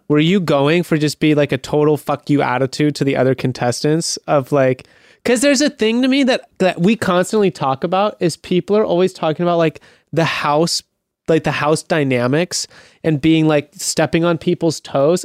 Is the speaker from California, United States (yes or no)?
no; Mesa, Arizona, United States; moved away; also born or lived in Scottsdale, Arizona; Born in Scottsdale, and then I lived in Mesa, uh, like Apache Junction area.